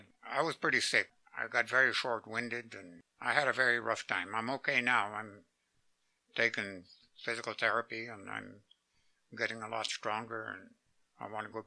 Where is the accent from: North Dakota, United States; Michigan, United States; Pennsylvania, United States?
North Dakota, United States; I was born in North Dakota. My ancestry came from Canada, and that's kind of a sad story because they were not white and they were not Indian. They were half-breeds.